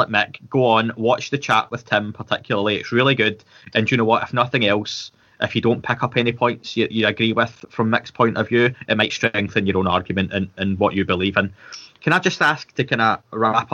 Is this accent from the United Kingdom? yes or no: yes; Scotland, United Kingdom; being Scottish